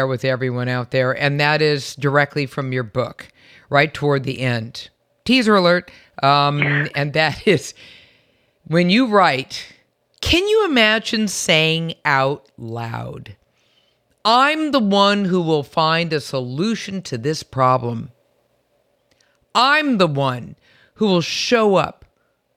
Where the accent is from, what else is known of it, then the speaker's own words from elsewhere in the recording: San Francisco, California, United States; I'm from San Francisco, and I remember going back to my childhood home